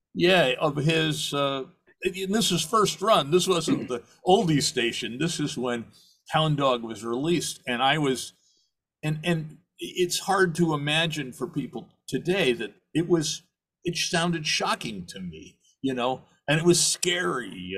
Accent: New York City, New York, United States; also born or lived in Sheboygan, Wisconsin / Minnesota / Midwest; I was born in Sheboygan, Wisconsin, of all places, lived around the Midwest until fourth grade. And then uh, my family moved to uh, to New York

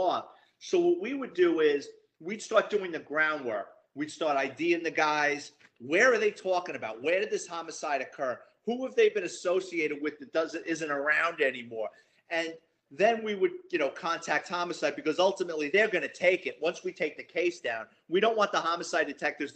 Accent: New York City, New York, United States; born or raised there

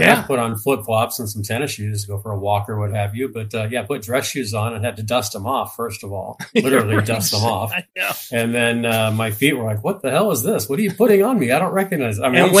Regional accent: Orange County, California, United States; moved away as an adult; now in Ontario, United States; Orange County guy, born and raised in Orange County, but recently moved out to Ontario.

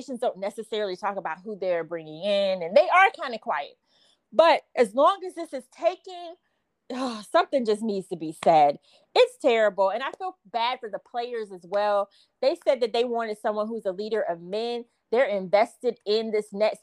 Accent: Jacksonville, Florida, United States; my hometown

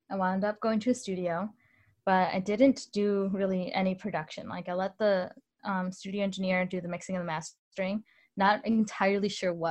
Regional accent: Illinois, United States; also born or lived in Mexico; I grew up in Northern Illinois. I moved around a lot when I was really young.

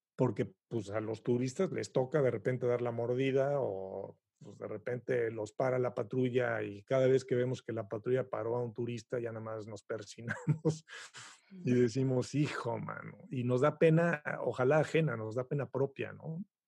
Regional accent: Mexico; moved away as an adult; now in Montreal, Canada; yo, como buen mexicano, pues he pasado por todas las circunstancias típicas

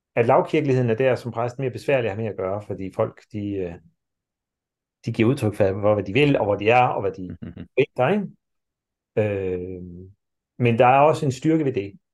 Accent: Denmark; sådan som vi er som mennesker i dag, som danskere i dag

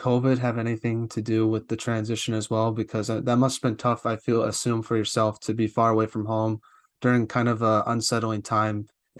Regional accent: New England, United States; I'm from New England

